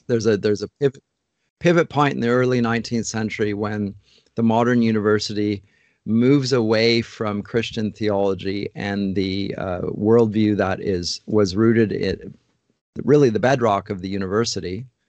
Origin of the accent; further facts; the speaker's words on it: London, Ontario, Canada; moved away as an adult; now in Toronto, Canada; I grew up in London, Ontario, and, uh, grew up in North London and stayed in London to study at Huron College